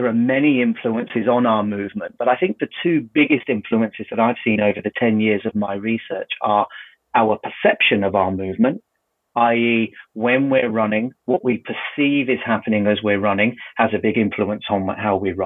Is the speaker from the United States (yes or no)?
no; United Kingdom; we're British